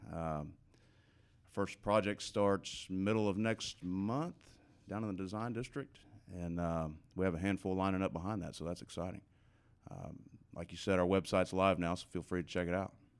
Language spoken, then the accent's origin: English; Dallas, Texas, United States; growing up in Dallas, uh, native of Lake Highlands